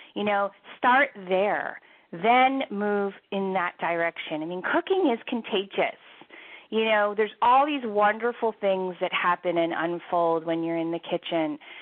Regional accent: Philadelphia, Pennsylvania, United States; also born or lived in Washington D.C., United States; now in Seattle, United States; I'm originally from the Philadelphia area and lived in Washington D.C. for many, many years

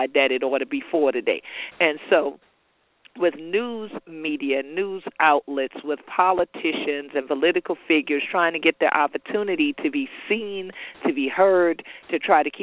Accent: Gullah/Geechee coast, United States; we are Gullah Geechees from Jacksonville, North Carolina to Jacksonville, Florida. The natives here that are of African descent, we be Gullah Geechee anointed people.

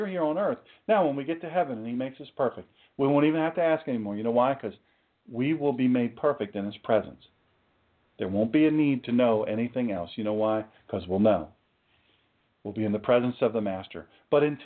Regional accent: Sussex County, Delaware, United States; I'm just an old country boy. I'm from Sussex County, Delaware

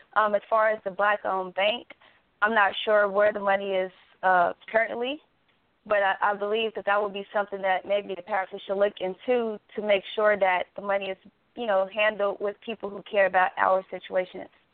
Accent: Gary, Indiana, United States; now in Dallas, United States; I'm originally from Indiana, which I'm from Gary, Indiana

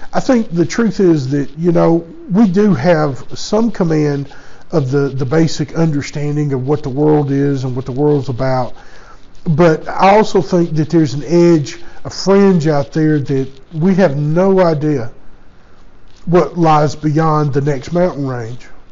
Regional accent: United States; I was born and raised in the United States

